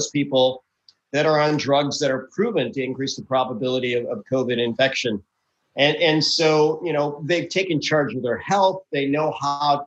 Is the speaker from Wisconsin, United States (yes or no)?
yes; Milwaukee, Wisconsin, United States; now in Houston, United States; I'm originally from the Midwest, right? Born and raised in Milwaukee, Wisconsin. Didn't like the cold, so I moved south